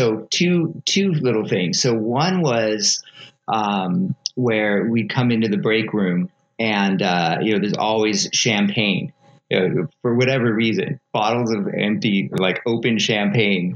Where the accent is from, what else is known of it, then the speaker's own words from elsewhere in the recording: West Covina, California, United States; I was born and raised in West Covina